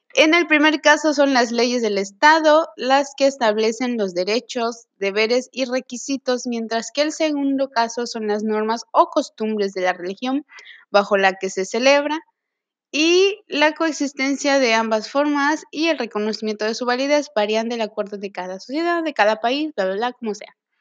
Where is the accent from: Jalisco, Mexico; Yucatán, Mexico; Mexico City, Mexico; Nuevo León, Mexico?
Yucatán, Mexico; Mérida; soy de Mérida, Yucatán